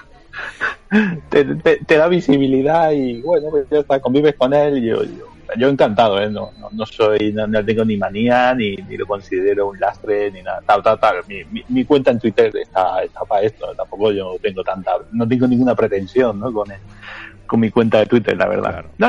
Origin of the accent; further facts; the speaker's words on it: Granada, Andalusia, Spain; yo, en realidad soy un granadino malafollado ¿sabes? Como decimos por aquí